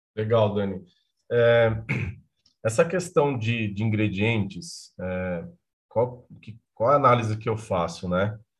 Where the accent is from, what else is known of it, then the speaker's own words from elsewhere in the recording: Bahia, Brazil; O estado onde eu nasci, que é a Bahia